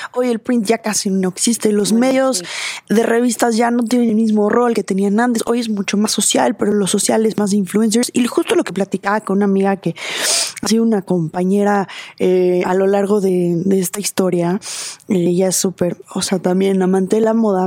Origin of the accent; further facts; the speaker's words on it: Mexico; como diseñadora mexicana